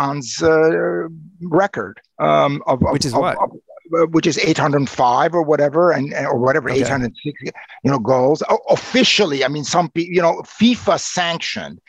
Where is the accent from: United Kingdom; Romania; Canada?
Romania; Timișoara, Timiș County; English is a second language; also born or lived in Boston, United States; now in Ann Arbor, United States; I was born in Timișoara in the western part of Romania